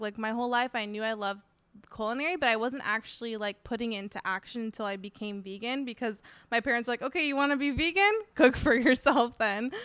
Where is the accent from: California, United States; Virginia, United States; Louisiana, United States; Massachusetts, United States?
California, United States; San Diego; I grew up in San Diego. I've lived here my whole life.